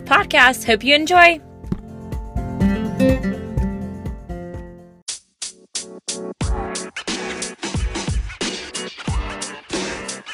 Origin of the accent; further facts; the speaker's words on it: North Carolina, United States; we're from the good North Carolina